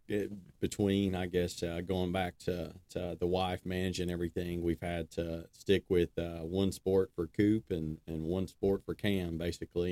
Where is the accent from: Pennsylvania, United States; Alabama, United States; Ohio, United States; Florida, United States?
Alabama, United States; Decatur; I was born in Decatur, Alabama. Been uh, been here my whole life.